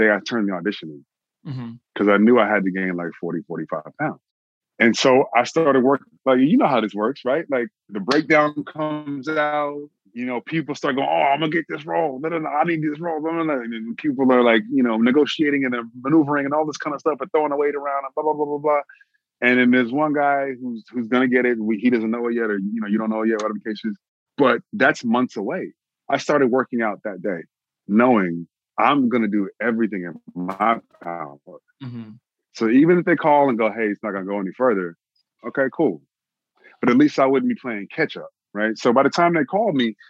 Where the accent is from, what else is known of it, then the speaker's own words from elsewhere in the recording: Austin, Texas, United States; now in Los Angeles, United States; I'm from Austin, Texas